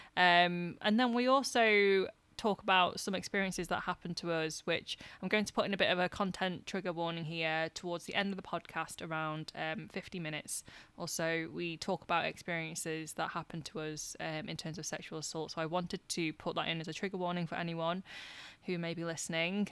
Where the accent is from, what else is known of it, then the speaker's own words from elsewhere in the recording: the north of England, United Kingdom; accent: northern; my northern accent